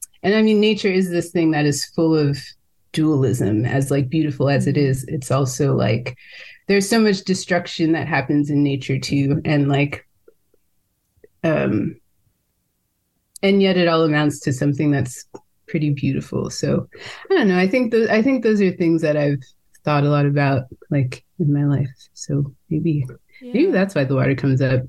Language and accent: English; California, United States; growing up in California.